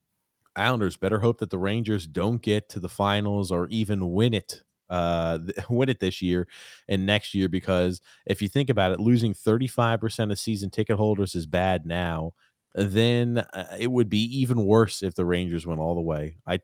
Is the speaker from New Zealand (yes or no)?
no; Canada; I'm Canadian. I hate the Leafs, but this country will be rocking if the Leafs win a cup.